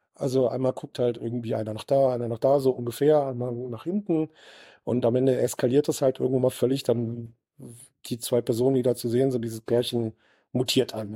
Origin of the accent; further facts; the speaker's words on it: Southern Germany, Germany; also born or lived in Sauerland; now in Bochum, Germany; ich bin ja aus Süddeutscher